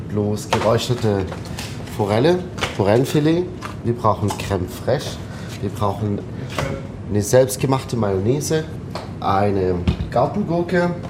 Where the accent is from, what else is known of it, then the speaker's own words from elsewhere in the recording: Abu Dhabi, United Arab Emirates; moved away; also born or lived in Tunisia; Also, also ich bin in Abu Dhabi aufgewachsen. Mein Vater hat dort gearbeitet für eine französische Ölfirma und irgendwann 92, 93 haben wir Abu Dhabi verlassen, sind wir nach Tunesien